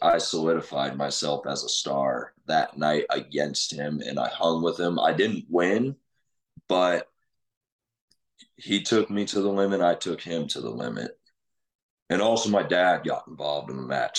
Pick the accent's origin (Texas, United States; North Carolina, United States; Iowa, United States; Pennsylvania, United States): Iowa, United States; Muscatine; my hometown